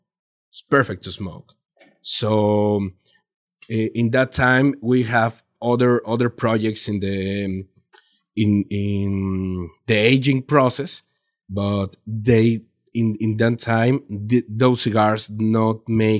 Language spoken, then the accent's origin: English; Mexico; English is a second language; okay, where are you from? From Mexico. From Mexico. Really? Yeah.